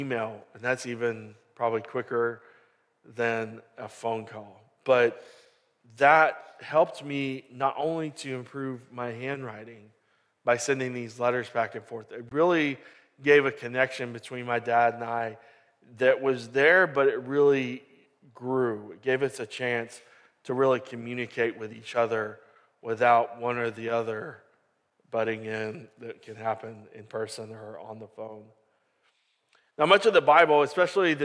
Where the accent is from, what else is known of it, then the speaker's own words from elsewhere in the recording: Katy, Texas, United States; now in Lake Jackson, United States; I grew up in Katy